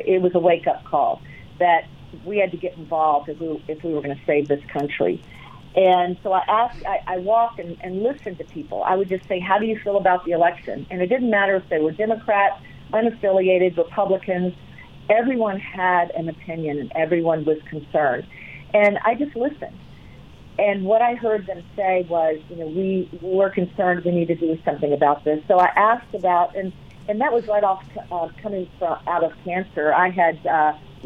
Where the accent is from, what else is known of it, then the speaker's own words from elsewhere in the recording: Virginia, United States; now in Colorado, United States; I grew up in Virginia